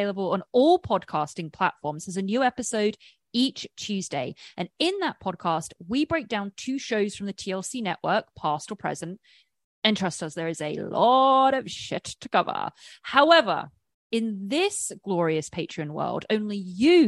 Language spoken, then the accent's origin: English; about 40 miles west of London, South East England, United Kingdom; moved away as an adult; now in Los Angeles, United States; I am born and raised in England. I live in Los Angeles.